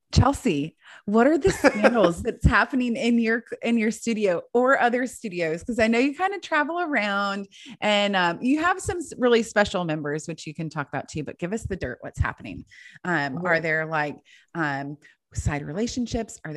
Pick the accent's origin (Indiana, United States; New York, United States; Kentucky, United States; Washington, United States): Kentucky, United States; I'm like, I'm from Kentucky. Are you kidding me?